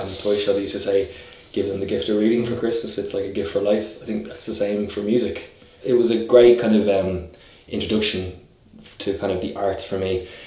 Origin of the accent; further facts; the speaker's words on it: Dublin, Leinster, Ireland; I grew up initially in Raheny on the north side, and then we moved to Clontarf, and then we moved to Drumcondra, which is where I'm now living